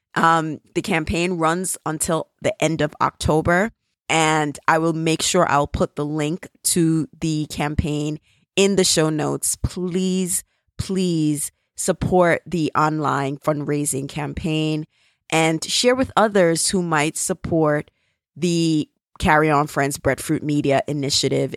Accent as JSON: {"language": "English", "country": "Jamaica", "accent": "Jamaican", "said": "my Jamaican accent"}